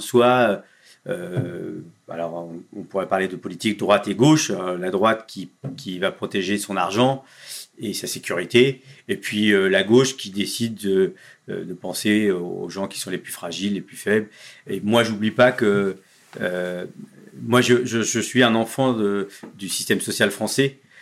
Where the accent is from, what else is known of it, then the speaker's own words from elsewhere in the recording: Le Havre, Normandy, France; moved away; au Havre, dans ma ville natale